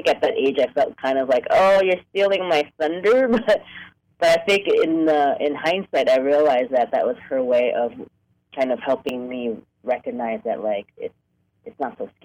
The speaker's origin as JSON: {"language": "English", "region": "New York", "country": "United States", "tie": "born or raised there", "also_born_or_lived": "Hong Kong", "moved": "as an adult", "lives_now": "Los Angeles, United States", "said": "I was born in Hong Kong, but I grew up in New York and moved to L.A. for college in 1993"}